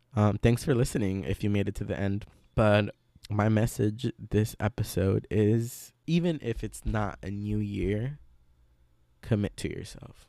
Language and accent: English; Veracruz, Mexico; now in United States; I grew up in Veracruz along with a lot of the curanderismo that surrounds it